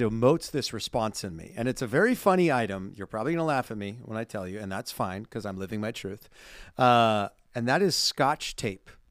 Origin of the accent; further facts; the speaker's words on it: California, United States; growing up in California